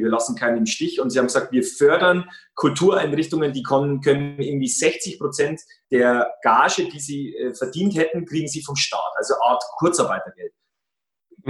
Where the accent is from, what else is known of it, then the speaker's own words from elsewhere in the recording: Regensburg, Bavaria, Germany; Bei uns in Regensburg